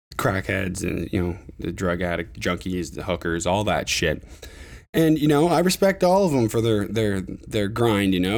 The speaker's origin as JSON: {"language": "English", "region": "Ontario", "country": "Canada", "tie": "born or raised there", "said": "my hometown"}